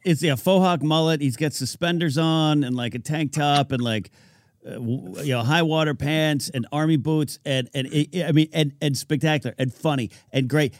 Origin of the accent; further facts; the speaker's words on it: California, United States; born and raised in California